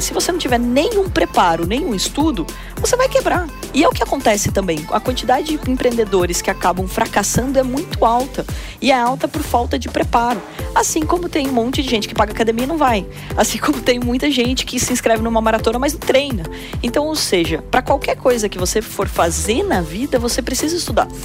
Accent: Porto Feliz, São Paulo, Brazil; moved away as an adult; also born or lived in Campinas; eu nasci em Porto Feliz, que tem 50 mil habitantes até hoje. Então é uma cidade pequena do interior, eu tive que sair para fazer faculdade e eu fui morar em Campinas e eu tinha 17 anos

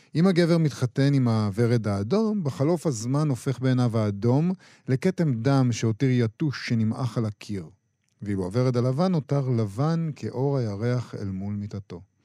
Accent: Israel; אנחנו ישראלים, משוררים ישראלים גם

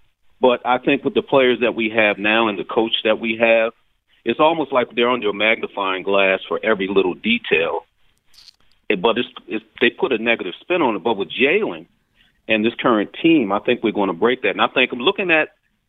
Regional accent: Philadelphia, Pennsylvania, United States; traditionally Philadelphia, since I'm a Philadelphian born and raised

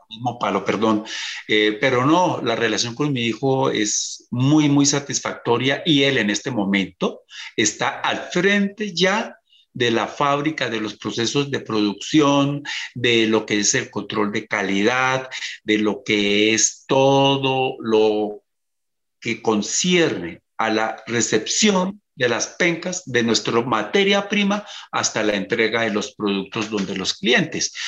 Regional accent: Colombia; como emprendedor y como agroindustrial colombiano

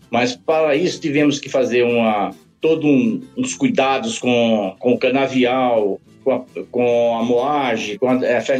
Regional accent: Alagoas, Brazil; Eu sou de Alagoas.

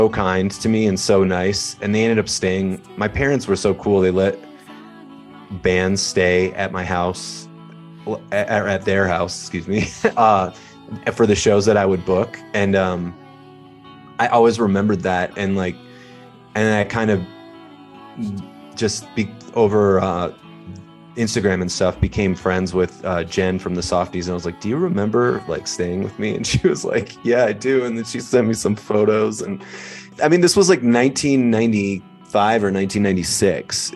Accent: Minneapolis, Minnesota, United States; moved away as an adult; now in Seattle, United States; growing up in Minneapolis, I just couldn't wait to get out of there

